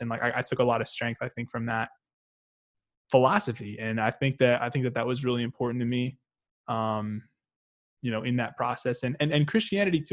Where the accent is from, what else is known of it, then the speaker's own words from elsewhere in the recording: Arkansas, United States; also born or lived in St. Louis, Missouri; We grew up in Arkansas, but we actually lived in Missouri a little bit um, when we were a bit younger.